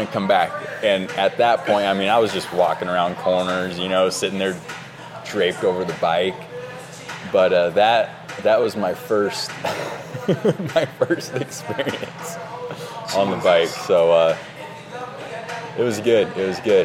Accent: Oregon, United States; being born and raised in Oregon

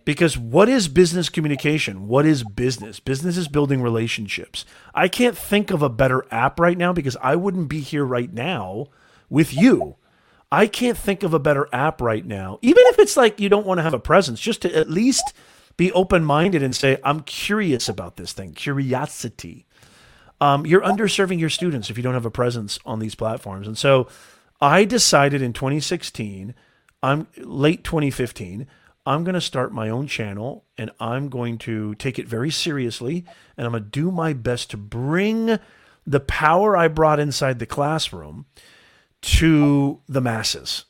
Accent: Logan, Utah, United States; moved away; also born or lived in Indiana; I was born in Logan, Utah

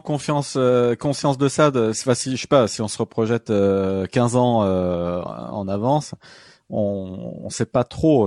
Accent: France; je ne mm. sais pas si on a vraiment la culture en tant que Français de débarquer

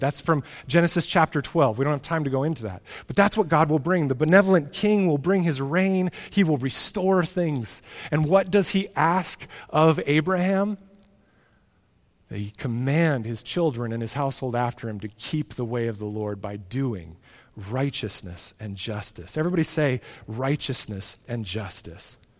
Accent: United States; American Christians

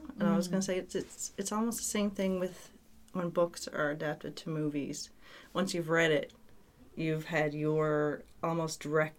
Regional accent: Mount Pearl, Newfoundland and Labrador, Canada; I grew up in Mount Pearl

